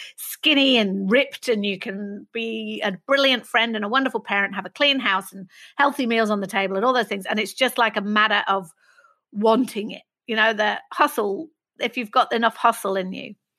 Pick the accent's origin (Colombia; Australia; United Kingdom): United Kingdom; Manchester, North West England; I grew up in Manchester